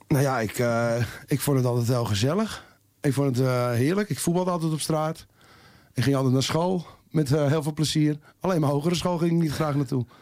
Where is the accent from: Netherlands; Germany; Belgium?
Netherlands; Amsterdam, North Holland; accent: Jordanees; ik ben geboren in Jordaan en ik eh, ben een echte Jordanees. Zoals jullie wel horen aan mijn stem